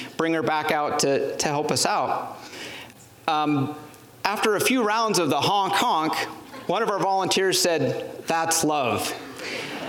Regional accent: Plains, Montana, United States; also born or lived in Japan; Plains, Montana, my hometown.

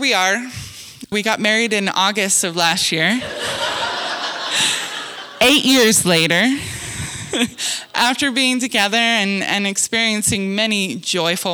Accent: Wyoming, United States; moved away; also born or lived in Montana; I'm from Wyoming and then Montana.

